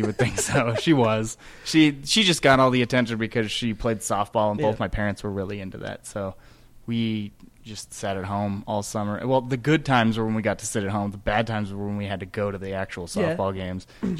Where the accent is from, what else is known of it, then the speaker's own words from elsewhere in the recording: Taylorsville, Utah, United States; See, I tell people I grew up in Murray because technically I did grow up in Taylorsville.